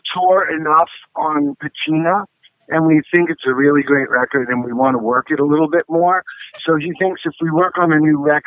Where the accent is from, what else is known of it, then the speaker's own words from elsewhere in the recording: New York City, New York, United States; moved away as an adult; I was born and raised in New York